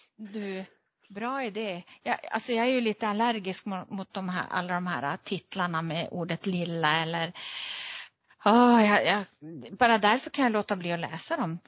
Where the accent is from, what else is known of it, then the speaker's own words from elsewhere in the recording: Luleå, Norrbotten County, Sweden; som gammal Luleåbo